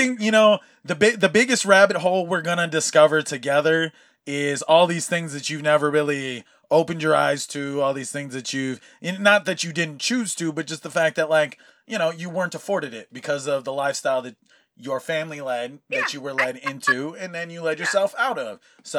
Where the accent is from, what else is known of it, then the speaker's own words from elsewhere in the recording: California, United States; also born or lived in Hawaii; for most of my life, having been in California because of just, you know, relocating as a Hawaiian and that's how you do, like, military, brought my grandfather out here and we've been out here ever since.